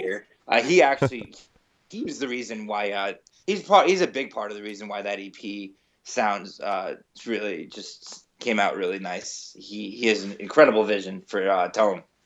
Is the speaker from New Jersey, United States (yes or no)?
yes; New Jersey, United States; moved away as an adult; now in New York City, United States; I'm originally from New Jersey. I moved to New York when I was eighteen